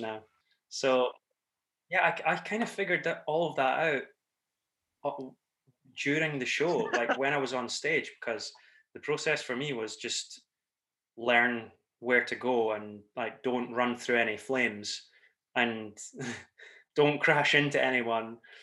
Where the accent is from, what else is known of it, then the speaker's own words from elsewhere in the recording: Scotland, United Kingdom; accent: Scottish; I'm the Scottish accent that you'll recognise